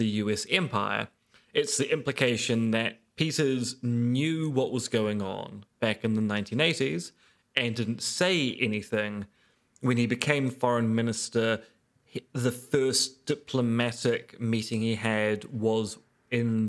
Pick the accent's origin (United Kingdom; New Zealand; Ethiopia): New Zealand